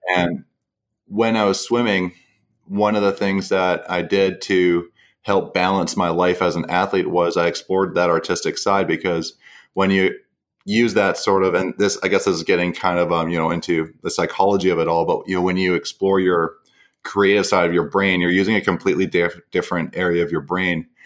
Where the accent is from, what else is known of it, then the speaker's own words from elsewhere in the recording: Mission, British Columbia, Canada; also born or lived in Vancouver; now in New Westminster, Canada; originally from a small town called Mission in British Columbia. And I, I grew up there all the way through high school